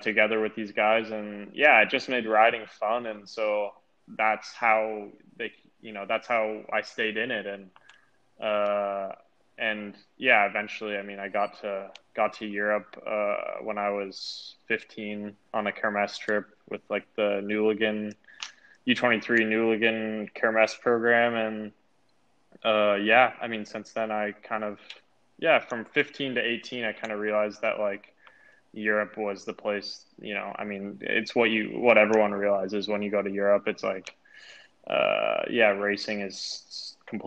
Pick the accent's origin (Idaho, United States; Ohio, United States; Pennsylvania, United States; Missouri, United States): Idaho, United States; Boise; I'm from Boise, Idaho.